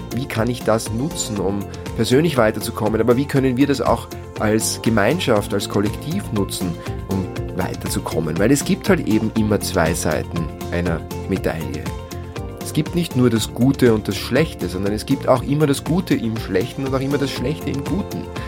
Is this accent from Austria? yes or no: yes; near St. Pölten, Lower Austria, Austria; in dem Haus, wo ich groß geworden bin, am Land, in der Nähe von St. Pölten in Niederösterreich